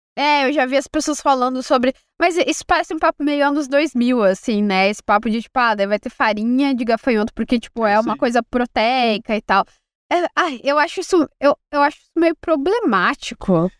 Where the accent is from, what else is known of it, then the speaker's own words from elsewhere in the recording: interior of Rio Grande do Sul, Brazil; eu sou do interior do Rio Grande do Sul